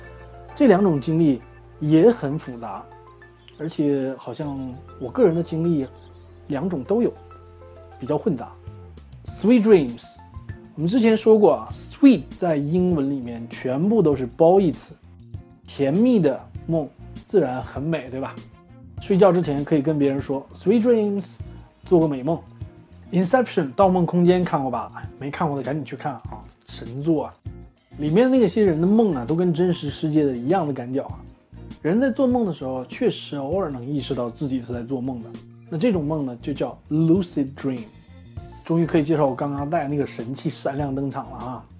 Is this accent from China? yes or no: yes; China; 我们中国人也有这样的说法，对吧？